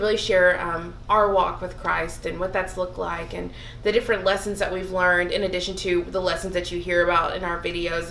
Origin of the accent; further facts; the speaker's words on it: the South, United States; growing up in the South